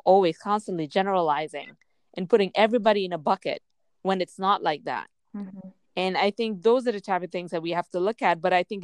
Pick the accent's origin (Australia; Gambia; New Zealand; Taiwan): Gambia; moved away; I grew up in Gambia